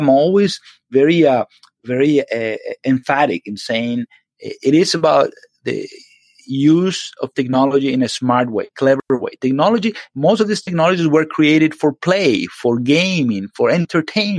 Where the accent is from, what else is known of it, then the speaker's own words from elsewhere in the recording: Venezuela; moved away as an adult; now in United States; Yes, I'm from Venezuela originally. I lived there all my life